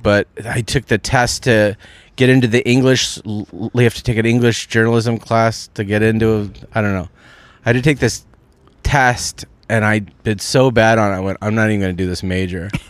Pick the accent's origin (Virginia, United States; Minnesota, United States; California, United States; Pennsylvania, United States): California, United States; Walnut Creek; I'm from Walnut Creek, California, which is in Northern California, East Bay.